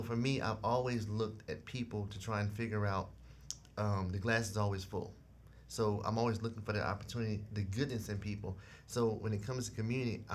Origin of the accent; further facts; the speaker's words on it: South Carolina, United States; moved away; I grew up in South Carolina in a unique community